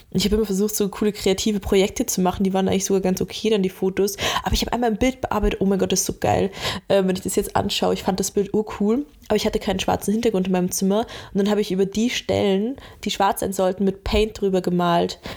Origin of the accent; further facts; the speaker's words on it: Laufen, Bavaria, Germany; also wo wir aufgewachsen sind in Bayern, das ist ja Laufen, das ist an der Grenze da bei Salzburg, halt voll Land, keine Ahnung, 6000 Einwohner.